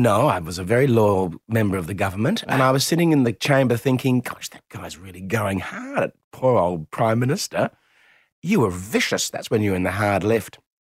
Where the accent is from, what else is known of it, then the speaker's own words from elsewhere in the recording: Adelaide, South Australia, Australia; I'm from Adelaide